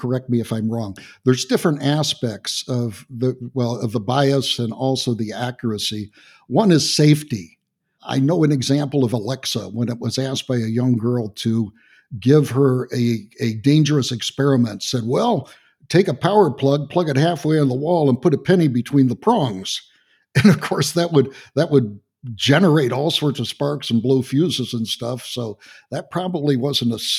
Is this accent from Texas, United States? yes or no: yes; Texas, United States; I'm from Texas